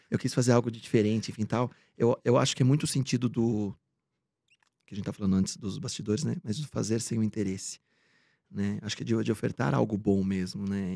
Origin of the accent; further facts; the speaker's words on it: Bragança Paulista, São Paulo, Brazil; moved away; eu sou do interior de São Paulo, de Bragança, hum, paulista